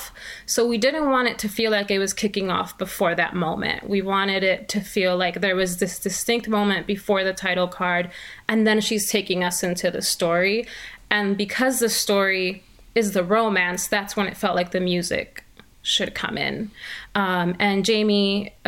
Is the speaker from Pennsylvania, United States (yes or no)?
no; Milwaukee, Wisconsin, United States; moved away as an adult; also born or lived in Puerto Rico; now in Dallas, United States; I grew up in Milwaukee, Wisconsin. I'm originally from Puerto Rico, but we moved to Milwaukee when I was 8.